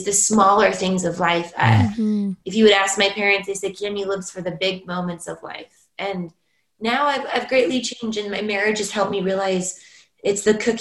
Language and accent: English; California, United States; moved away as an adult; now in Norway; as a Californian